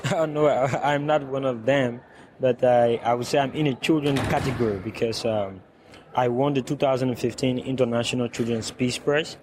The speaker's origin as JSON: {"language": "English", "country": "Liberia", "said": "I come from the Republic of Liberia and I live in West Point, that is a slum in, uh, Monrovia"}